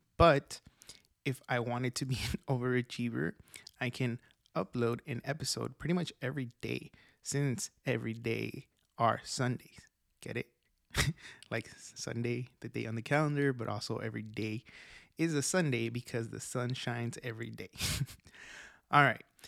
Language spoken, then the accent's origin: English; Oaxaca, Mexico; I was born in Mexico, Oaxaca, Mexico